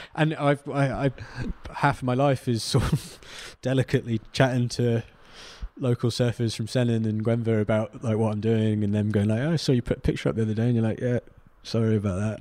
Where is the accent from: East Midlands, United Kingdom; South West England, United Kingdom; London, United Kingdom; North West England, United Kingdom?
South West England, United Kingdom; Cornwall; to think of myself as Cornish